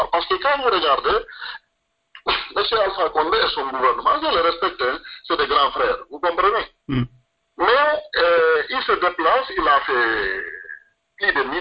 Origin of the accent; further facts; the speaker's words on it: Guinea; je suis de Tengler et je suis du Fouta